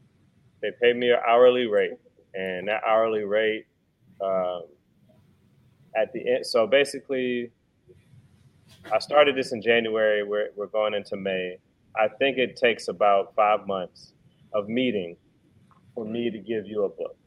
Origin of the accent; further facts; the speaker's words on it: D.C. / Maryland, United States; moved away as an adult; also born or lived in Baton Rouge, Louisiana / Washington, D.C. / Frederick, Maryland; now in New Orleans, United States; I'm from Baton Rouge. I'm from Louisiana, but I grew up in D.C. in Maryland. Went to pretty much, elementary, really middle school to high school up there